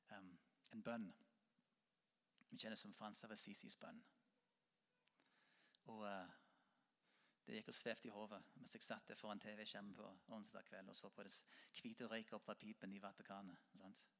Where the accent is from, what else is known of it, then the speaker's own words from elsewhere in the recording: Norway; Selv om vi ikke er katolikker, selv om vi er nordmenn og lutheraner.